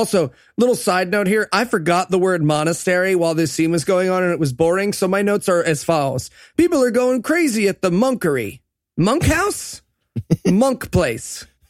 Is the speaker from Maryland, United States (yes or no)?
no; New York, United States; Yeah, I mean, look, I get it. I'm a New Yorker.